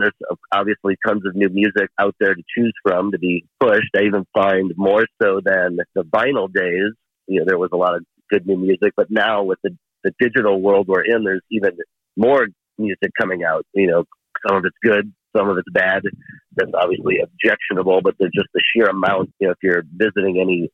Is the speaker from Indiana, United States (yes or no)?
no; Chicago, Illinois, United States; growing up in Chicago was like, you know, sort of a DJ culture town in that era.